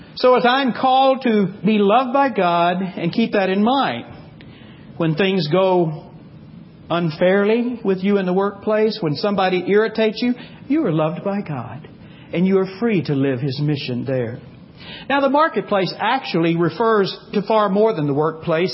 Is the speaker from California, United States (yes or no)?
no; Texas, United States; I grew up in Texas